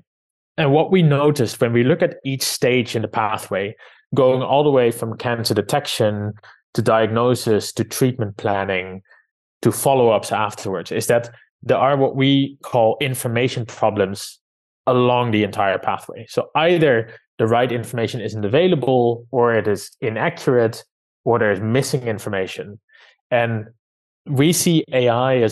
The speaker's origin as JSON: {"language": "English", "town": "Amsterdam", "region": "North Holland", "country": "Netherlands", "tie": "born or raised there", "moved": "as an adult", "lives_now": "London, United Kingdom", "said": "I was born and raised in Amsterdam"}